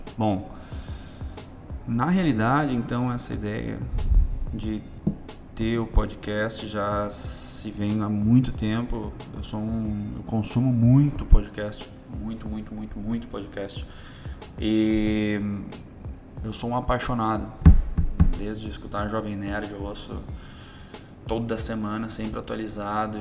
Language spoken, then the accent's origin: Portuguese; Rio Grande do Sul, Brazil; pelo meu sotaque, o pessoal pode perceber que eu sou do Rio Grande do Sul, sou do sul do Brasil.